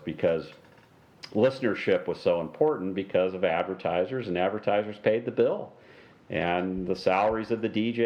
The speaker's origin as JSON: {"language": "English", "town": "San Diego", "region": "California", "country": "United States", "tie": "born or raised there", "said": "my hometown of San Diego"}